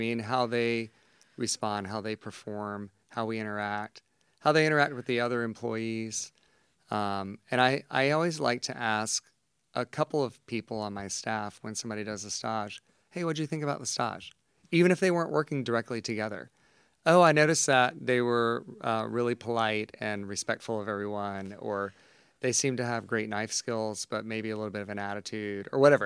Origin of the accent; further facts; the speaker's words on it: Savannah, Georgia, United States; now in Atlanta, United States; I grew up in Savannah, it's a beautiful city